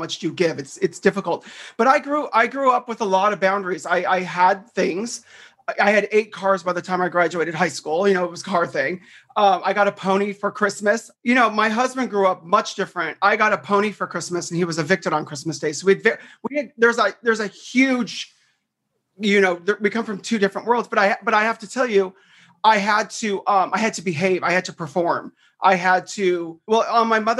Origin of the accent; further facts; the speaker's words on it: Southern California, United States; I grew up in Southern California. I'm like one of the rare few people that is from here